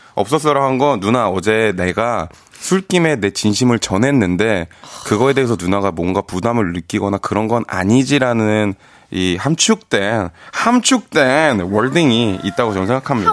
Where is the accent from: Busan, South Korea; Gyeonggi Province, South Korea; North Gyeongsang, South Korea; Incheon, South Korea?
Incheon, South Korea; 제가 인천 사람인데